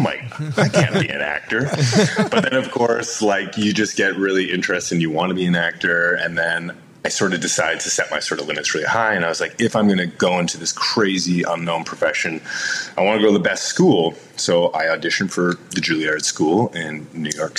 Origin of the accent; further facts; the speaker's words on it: London, Ontario, Canada; now in United States; I grew up in London, Ontario, which is like a great kind of college town in Ontario.